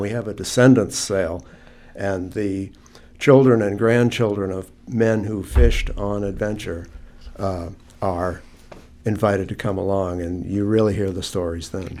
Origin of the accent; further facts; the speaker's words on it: New Hampshire, United States; moved away as an adult; now in Gloucester, United States; I grew up in New Hampshire.